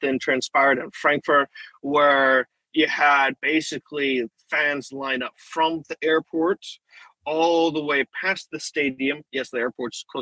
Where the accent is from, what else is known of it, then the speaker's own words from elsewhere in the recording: United States; I'm American